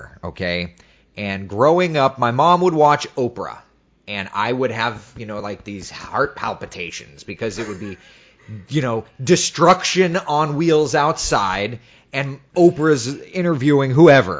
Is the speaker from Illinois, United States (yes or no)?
no; Central Florida, United States; I grew up in Central Florida